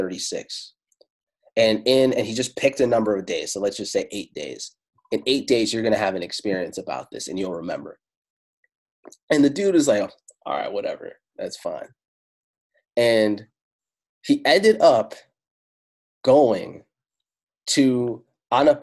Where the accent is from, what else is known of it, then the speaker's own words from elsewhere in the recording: Italy; first language Italian; English is a second language; Italian was my first language. I'm Afro-Italiano